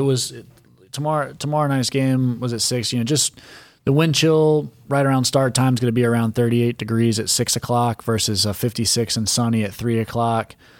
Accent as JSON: {"language": "English", "town": "Charlotte", "region": "North Carolina", "country": "United States", "tie": "born or raised there", "said": "growing up in Charlotte and going to Grand Slam batting cage"}